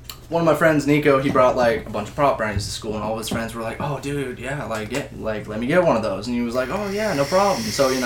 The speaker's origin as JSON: {"language": "English", "town": "Myrtle Creek", "region": "Oregon", "country": "United States", "tie": "born or raised there", "said": "I grew up around Cameron here. For 14 years, yeah. And we lived in Myrtle Creek"}